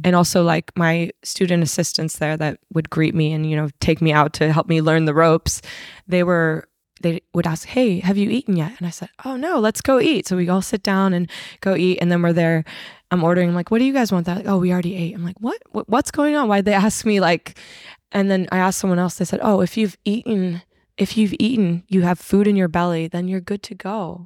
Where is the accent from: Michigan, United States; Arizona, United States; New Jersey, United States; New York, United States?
Arizona, United States; now in Sydney, Australia; I'm originally from Arizona, U S A.